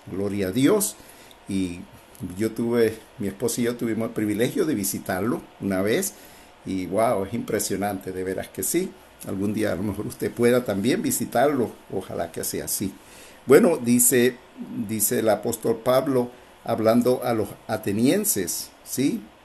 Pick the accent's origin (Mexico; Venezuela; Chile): Venezuela; somos de Venezuela